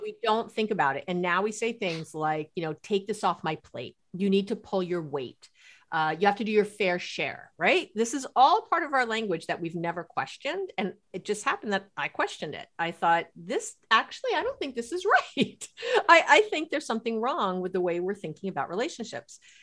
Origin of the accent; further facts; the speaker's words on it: New York City, New York, United States; I grew up in New York City.